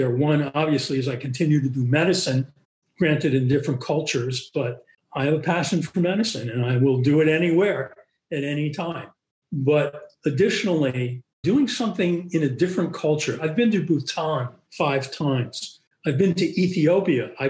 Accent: Boston, Massachusetts, United States; I grew up in Boston, as I said, in academic medical centers.

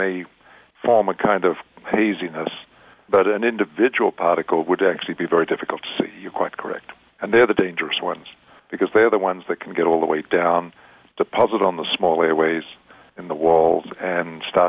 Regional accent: Australia; accent: Australian; moved away as an adult; now in San Diego, United States; Well, I'm actually Australian, as you may tell from my accent. I grew up and did my medical training in Australia, came to San Diego in 1970 to do research training at UCSD and stayed.

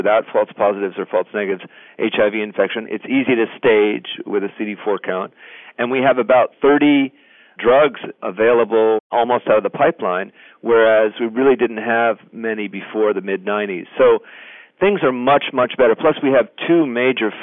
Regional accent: United States; I'm an American

